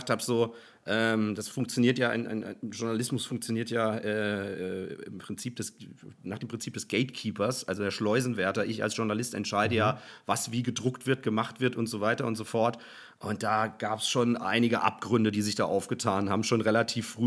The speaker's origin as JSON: {"language": "German", "region": "Hesse", "country": "Germany", "also_born_or_lived": "Cologne", "moved": "yes", "lives_now": "Hamburg, Germany", "said": "bin ja aus Hessen, bin dann nach Köln und bin dann nach Hamburg"}